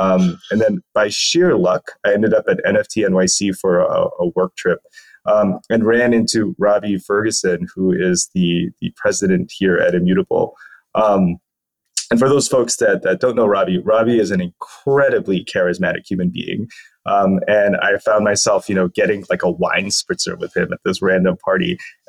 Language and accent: English; Philippines; born there; also born or lived in United States; I'm a dual citizen of the US and the Philippines. I was born in the Philippines and then went to school in the US and then went back and forth a lot.